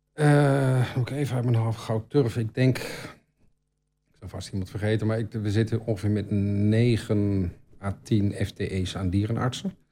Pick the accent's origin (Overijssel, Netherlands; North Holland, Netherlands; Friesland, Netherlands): Overijssel, Netherlands; Albergen; also born or lived in Utrecht / Brabant; now in Almelo, Netherlands; Maar ik ben geboren in Utrecht, ehm, getogen in Albergen